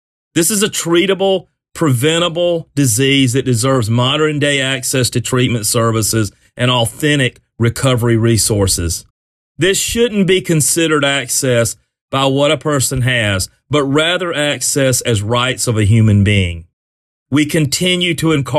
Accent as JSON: {"language": "English", "region": "South Carolina", "country": "United States", "said": "my home state, South Carolina"}